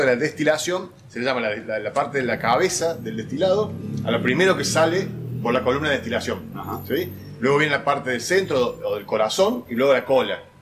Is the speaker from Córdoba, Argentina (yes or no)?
yes; Córdoba, Argentina; en la ciudad de Córdoba, mi ciudad natal